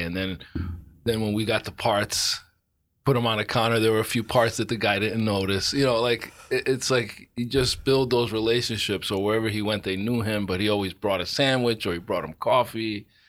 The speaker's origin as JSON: {"language": "English", "town": "Providence", "region": "Rhode Island", "country": "United States", "tie": "born or raised there", "moved": "yes", "lives_now": "Bridgeport, United States", "said": "I grew up in Providence"}